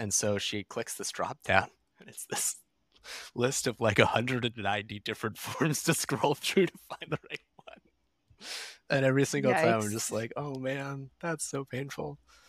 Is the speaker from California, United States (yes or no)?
yes; California, United States; I did not have any kind of adequate winter coat because I was from California.